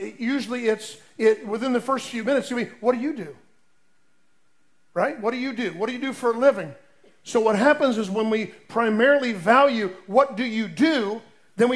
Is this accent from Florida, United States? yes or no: yes; Lake Mary, Florida, United States; I grew up in Lake Mary, Florida, down by near Orlando